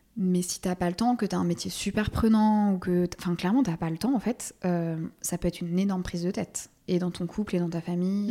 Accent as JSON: {"language": "French", "town": "Versailles", "region": "Île-de-France", "country": "France", "tie": "born or raised there", "also_born_or_lived": "Paris", "lives_now": "Colombes, France", "said": "j'ai grandi à Versailles, mais j'ai vécu très, très, très longtemps à Paris"}